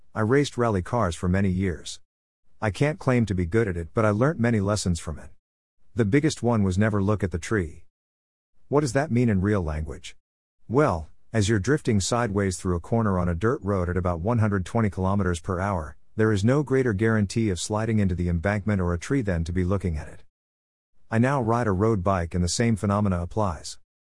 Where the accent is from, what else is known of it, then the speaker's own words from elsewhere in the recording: Australia; I'm a person from the Australian outback